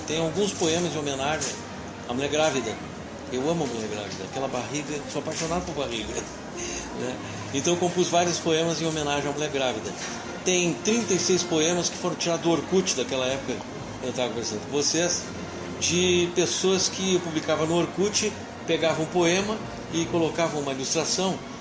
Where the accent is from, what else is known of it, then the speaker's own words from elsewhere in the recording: Rio Grande, Rio Grande do Sul, Brazil; sou de Rio Grande